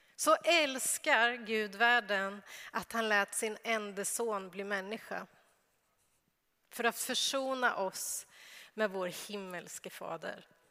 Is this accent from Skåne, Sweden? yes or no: no; Örebro, Örebro County, Sweden; moved away; jag är uppväxt i Örebro men jag har inte alltid bott i Örebro, men nu bor jag i Örebro